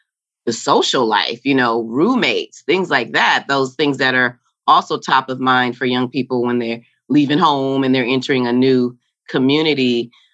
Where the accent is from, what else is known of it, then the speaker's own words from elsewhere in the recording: California, United States; moved away as an adult; also born or lived in Washington, D.C.; I came from California and went all the way to D.C. at Howard